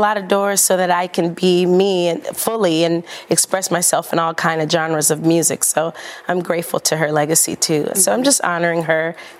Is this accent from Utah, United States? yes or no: no; Oakland, California, United States; also born or lived in New Orleans, Louisiana; I'm originally from New Orleans, raised in Oakland, California